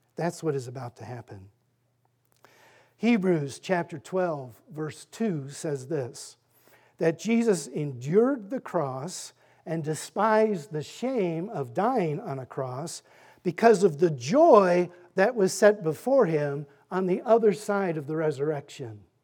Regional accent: Fairfax, Virginia, United States; also born or lived in Annandale, Virginia; I am a native of Fairfax. I grew up in Fairfax, Annandale, and graduated from W T Woodson High School

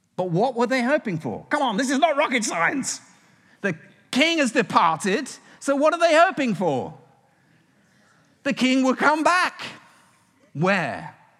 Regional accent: United Kingdom; now in United States; As a Brit

